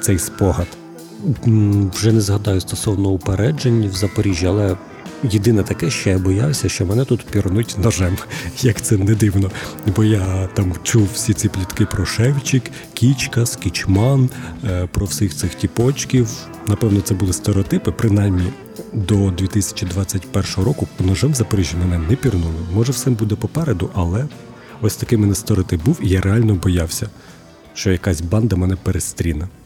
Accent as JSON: {"language": "Ukrainian", "town": "Huliaipole", "region": "Zaporizhzhia Oblast", "country": "Ukraine", "tie": "born or raised there", "moved": "as an adult", "lives_now": "Zaporizhzhia, Ukraine", "said": "Моє рідне місто Гуляйполе"}